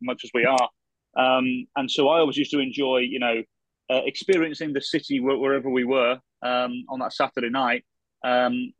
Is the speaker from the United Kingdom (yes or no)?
yes; England, United Kingdom; now in Minnesota, United States; as an Englishman